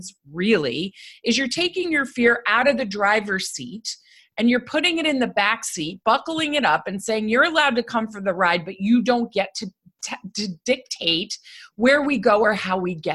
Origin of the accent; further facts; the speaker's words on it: United States; I grew up right outside New York City.